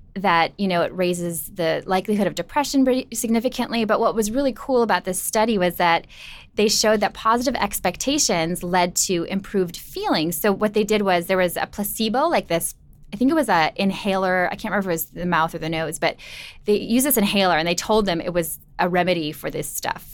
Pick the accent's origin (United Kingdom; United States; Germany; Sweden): United States; Minnesota; Midwest. I'm from Minnesota